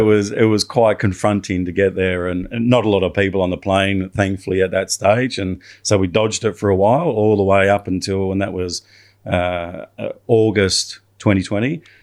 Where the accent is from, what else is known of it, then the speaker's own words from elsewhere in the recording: Australia; I'm an Australian